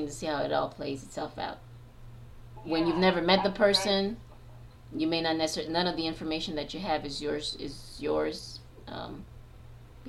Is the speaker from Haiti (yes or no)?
yes; Haiti; moved away; I am a Black woman, so I'm originally from Haiti